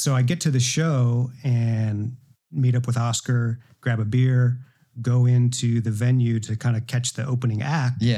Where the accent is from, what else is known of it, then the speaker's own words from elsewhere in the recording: Alpena, Michigan, United States; moved away as an adult; also born or lived in Buffalo, New York / Detroit / Grand Rapids; now in Sanford, United States; I'm from Northern Michigan, a rural town called Alpena